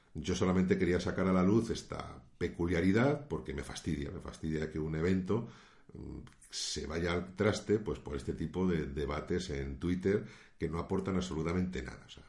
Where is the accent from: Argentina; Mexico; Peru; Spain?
Spain; aquí en mi país, en España